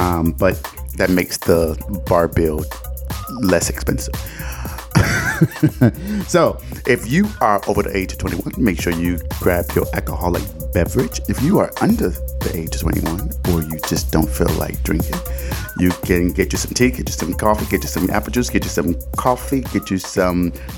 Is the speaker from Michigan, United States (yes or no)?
yes; Detroit, Michigan, United States; I am from Detroit, Michigan